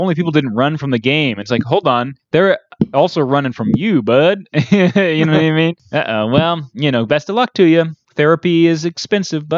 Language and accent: English; United States; I as an American taxpayer